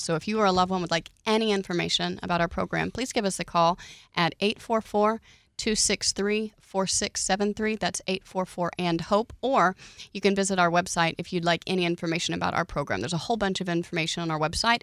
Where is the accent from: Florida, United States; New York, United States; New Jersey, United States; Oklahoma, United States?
Oklahoma, United States